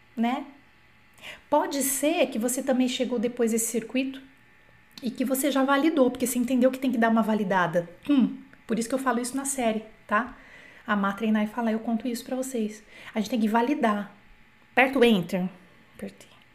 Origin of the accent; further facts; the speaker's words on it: Brazil; eu sou brasileira, não sou nativa